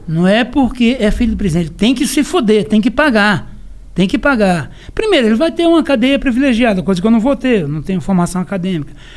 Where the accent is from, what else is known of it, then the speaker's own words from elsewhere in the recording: Pernambuco, Brazil; embora eu tenha biotipo europeu, mas eu sou pernambucano